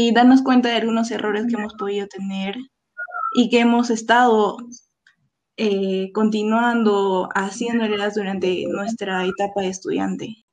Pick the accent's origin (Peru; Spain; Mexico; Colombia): Peru; Cusco; moved away as an adult; also born or lived in Lima; yo regresé a, Cusco, porque yo soy de Cusco